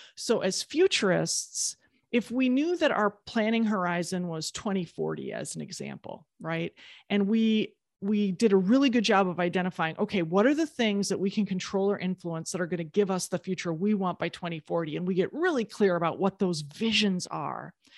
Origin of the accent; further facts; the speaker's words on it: Midwest, United States; I'm from the Midwest, you know, like, you have to shovel your own sidewalk.